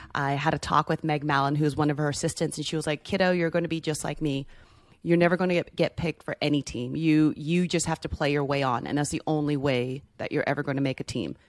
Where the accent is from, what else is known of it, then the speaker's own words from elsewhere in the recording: United States; as an American